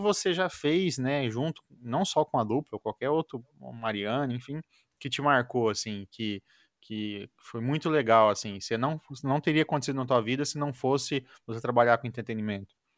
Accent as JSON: {"language": "Portuguese", "town": "Maringá", "region": "Paraná", "country": "Brazil", "said": "eu sou de Maringá, no Paraná"}